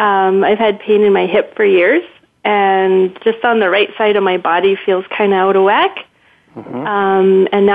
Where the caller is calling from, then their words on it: Calgary, Alberta, Canada; I'm calling from Calgary.